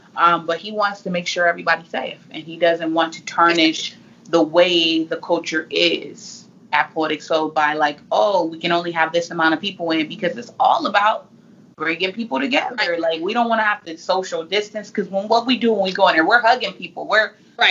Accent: Fresno, California, United States; now in Phoenix, United States; I'm originally from Fresno, California

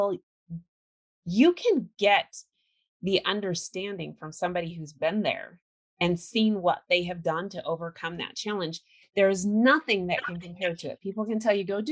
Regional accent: California, United States; I grew up in California

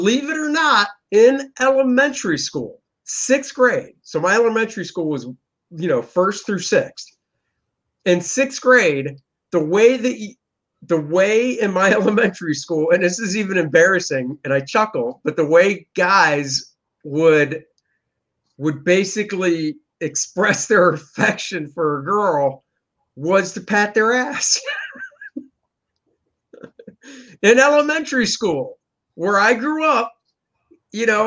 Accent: Washington, District of Columbia, United States; I grew up in Washington, D.C. area

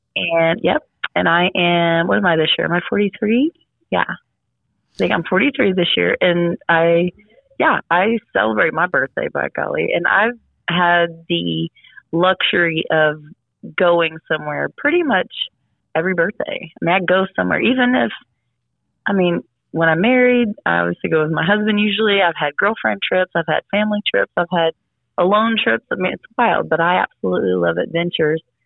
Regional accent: Galveston, Texas, United States; I'm from Galveston

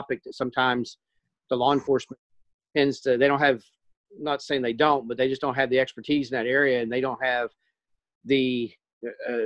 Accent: Oklahoma, United States; I grew up in Oklahoma

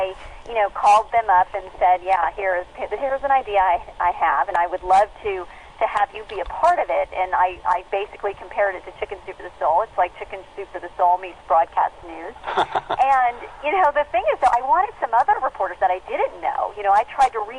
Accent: Southern California, United States; moved away as an adult; also born or lived in Yuma, Arizona / Dallas, Texas; I grew up in Southern California

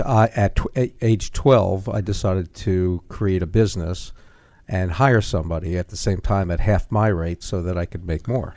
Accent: New York City, New York, United States; Brooklyn, New York

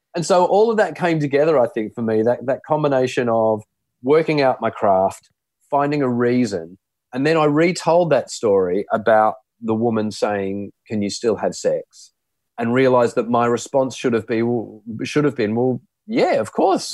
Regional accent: Sydney, New South Wales, Australia; I grew up in the in the Sutherland Shire, a place called Loftus in Sydney

